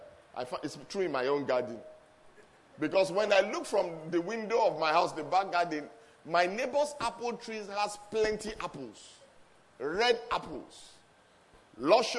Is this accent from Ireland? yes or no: no; Lagos, Nigeria; moved away as an adult; now in England, United Kingdom; I was born in Lagos, grew up in Lagos, and long story short, of the five children of my father's, destiny also took me to England. And then I've been in England for the last 19 years or so